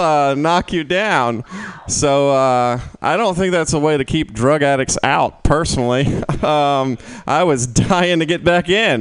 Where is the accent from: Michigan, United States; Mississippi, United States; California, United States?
Mississippi, United States; moved away as an adult; also born or lived in Oklahoma, United States; now in San Francisco, United States; I was born in Oklahoma, and then I downgraded to Mississippi